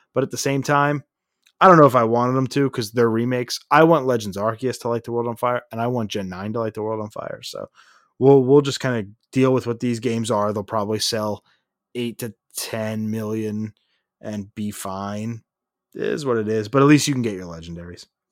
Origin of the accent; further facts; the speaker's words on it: Philadelphia, Pennsylvania, United States; We're from Philadelphia